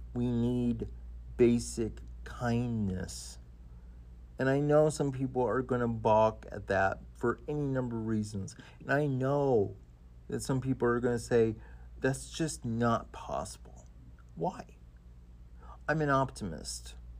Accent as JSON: {"language": "English", "region": "Idaho", "country": "United States", "tie": "born or raised there", "said": "when I was a kid, uh, growing up in Idaho"}